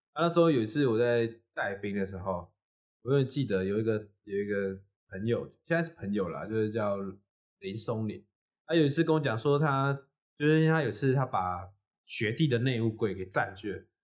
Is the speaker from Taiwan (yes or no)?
yes; Chiayi, Taiwan; 我们老家在那个嘉义